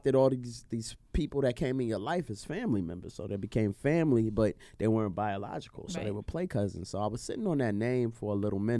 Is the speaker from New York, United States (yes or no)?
yes; New York City, New York, United States; I'm from Brooklyn, New York.